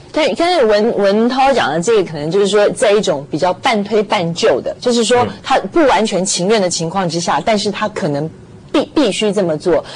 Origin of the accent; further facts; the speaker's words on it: Taiwan; 我们台湾人说